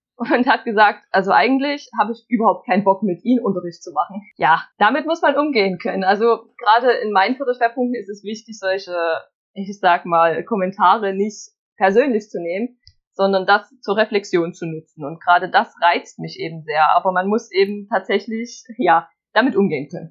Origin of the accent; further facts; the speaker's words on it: Saxony, Germany; also born or lived in Leipzig; bei uns in Sachsen